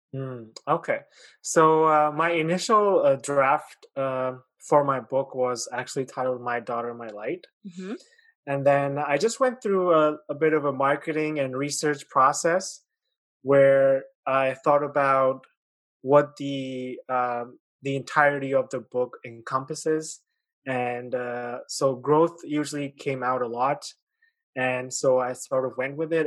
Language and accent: English; Pakistan; moved away as an adult; also born or lived in China; now in Canada; I was born in uh, China, mm-hmm. and I grew up in Pakistan. And then when I was 18, I moved uh, to Canada